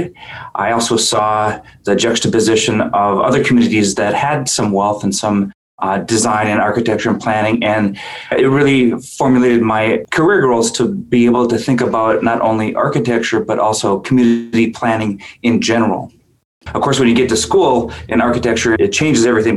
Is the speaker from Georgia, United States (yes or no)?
no; Minneapolis, Minnesota, United States; also born or lived in White Earth Reservation, Minnesota / Leech Lake Reservation, Minnesota; I grew up in Minneapolis, and I grew up in the city